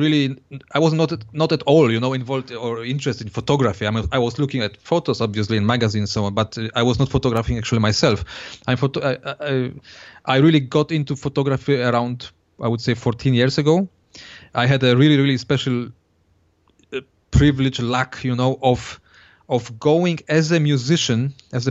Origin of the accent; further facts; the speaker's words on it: Poland; I was born in Poland